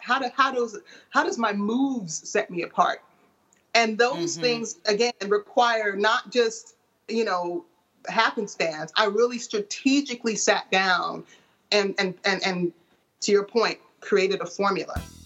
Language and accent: English; Portland, United States; moved away; Portland is my hometown